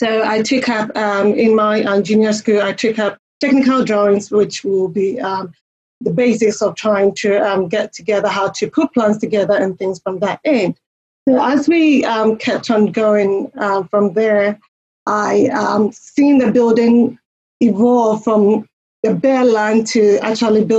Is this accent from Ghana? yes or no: yes; Ghana; moved away as an adult; also born or lived in United Kingdom / Mackay, Queensland, Australia; now in Australia; in my home country, I come from Ghana